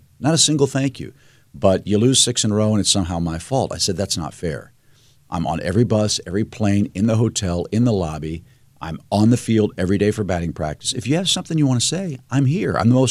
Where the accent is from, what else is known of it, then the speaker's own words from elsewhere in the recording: Missouri, United States; I grew up in Fox Creek Estates, right behind Queenie Park, right off